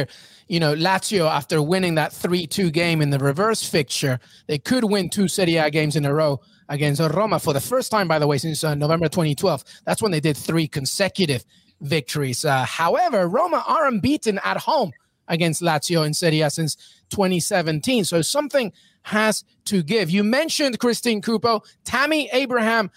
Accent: England, United Kingdom; also born or lived in Peru; I'm Peruvian, but I grew up in England

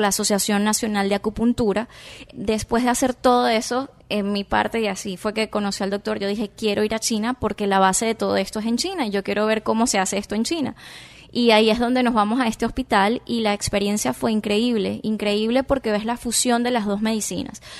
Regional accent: Venezuela; now in Miami, United States

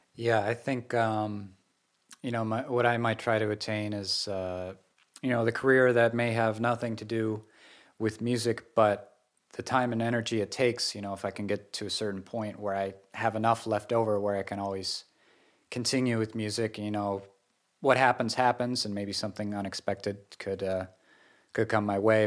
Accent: western Massachusetts, United States; moved away as an adult; also born or lived in Japan / Seattle; I grew up in this area

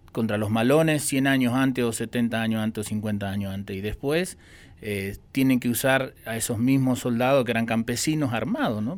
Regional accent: Misiones, Argentina; Misiones, que es de donde yo soy

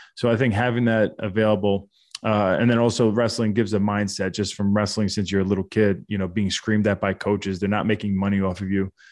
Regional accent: United States; born or raised there

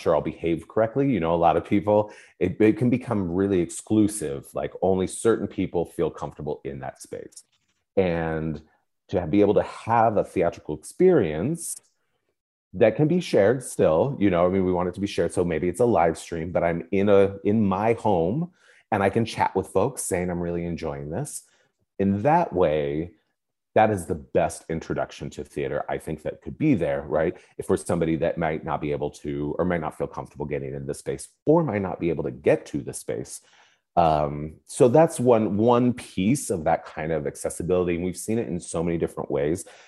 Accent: Spokane, Washington, United States; I grew up in Spokane, Washington.

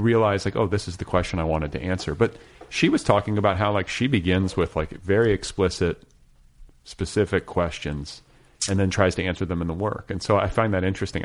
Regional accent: Indianapolis, Indiana, United States; where I grew up in Indianapolis

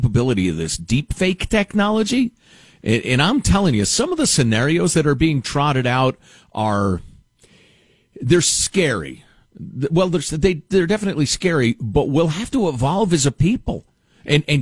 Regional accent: Chicago, Illinois, United States; as a little kid, I grew up in Chicagoland

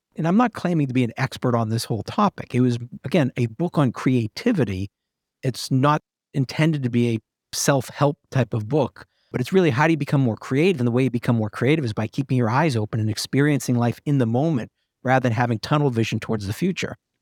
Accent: New England, United States; moved away; I'm originally from New England

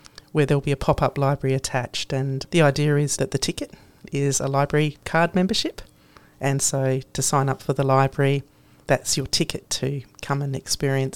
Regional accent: Adelaide, South Australia, Australia; growing up in Adelaide

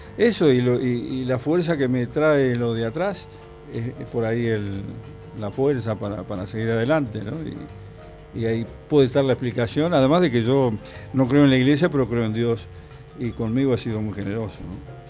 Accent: Villa Diamante, Buenos Aires, Argentina; also born or lived in Monte Grande; Nací en Monte Grande y me, crié en Villa Diamante, hasta los 11 años

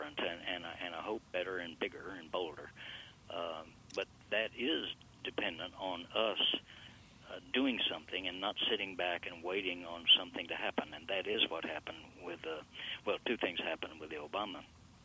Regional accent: Texas, United States; I grew up in totally segregated schools here in Texas, all the way through high school.

